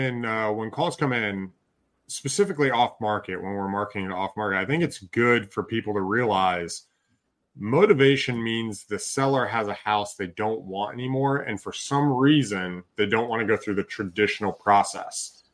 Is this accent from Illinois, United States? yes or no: no; Alaska, United States; also born or lived in Texas; now in Michigan, United States; You know, I grew up doing that in the summer growing up in Alaska, but in Texas, we never did that. And so here, moving back to Michigan, we actually like keeping the windows open